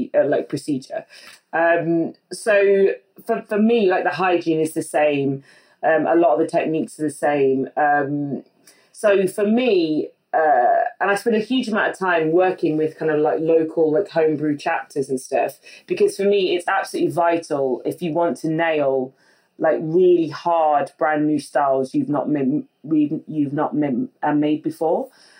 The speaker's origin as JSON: {"language": "English", "region": "West Midlands", "country": "United Kingdom", "said": "I came from the Midlands next to Burton-on-Trent, which is already like, that's kind of like Mecca for beer in the UK."}